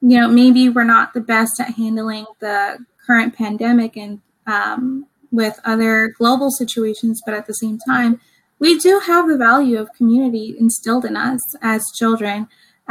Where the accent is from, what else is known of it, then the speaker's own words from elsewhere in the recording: United States; I was born here in the US. My father immigrated when he was 4, so he was naturalized as a US citizen.